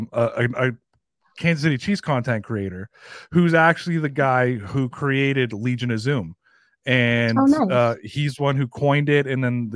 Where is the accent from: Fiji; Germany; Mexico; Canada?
Canada; Toronto, Ontario; I'm from Toronto. I'm from the 416, not the 716, but I'm from the 416